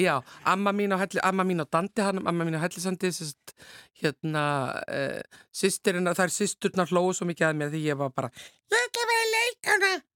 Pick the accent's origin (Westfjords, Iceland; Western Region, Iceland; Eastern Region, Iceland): Western Region, Iceland; Akranes; Fætt og uppalinn en ættuð frá Snæfellsnesi